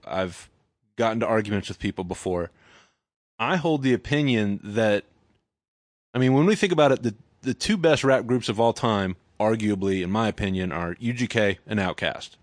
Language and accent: English; Dallas, Texas, United States; moved away; also born or lived in Nacogdoches, Texas / Austin, Texas; I'm from Dallas originally